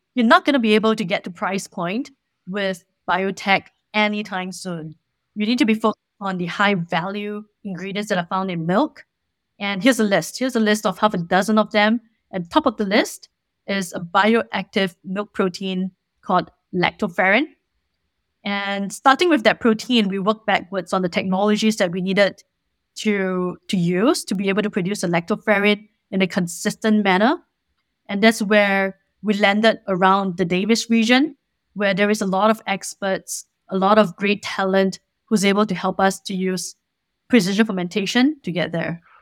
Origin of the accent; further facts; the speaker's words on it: Singapore; moved away as an adult; now in California, United States; I'm originally from Singapore